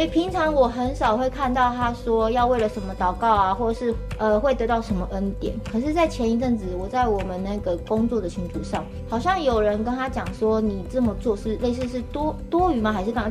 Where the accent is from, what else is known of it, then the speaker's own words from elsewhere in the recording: Zhubei, Hsinchu County, Taiwan; first language Mandarin; moved away as an adult; now in Smangus, Taiwan; 我是竹北人，然后我是从 平地架上来的，是土生土长的平地人，来到部落已经十二年了